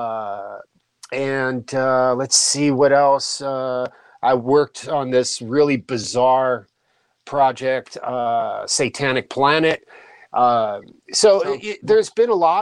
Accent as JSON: {"language": "English", "town": "Ventura", "region": "California", "country": "United States", "said": "we're both from Ventura"}